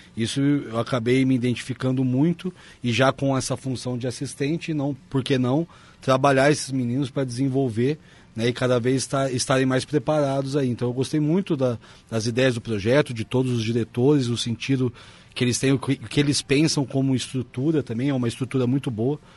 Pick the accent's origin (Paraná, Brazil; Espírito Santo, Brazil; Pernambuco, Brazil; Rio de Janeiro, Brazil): Paraná, Brazil; Londrina; moved away as an adult; now in Caxias do Sul, Brazil; eu sou de Londrina, no Paraná